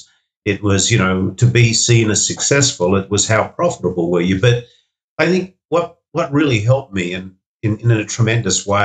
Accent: Sydney, New South Wales, Australia; Five Dock was a suburb that I grew up in Sydney

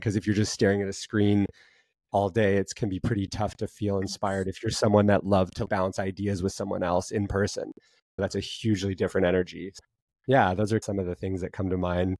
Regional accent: Montana, United States; growing up in Montana

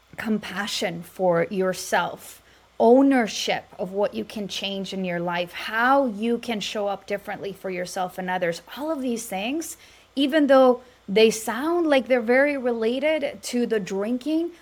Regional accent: Mexico; now in Dallas, United States; I'm Latina from Mexico

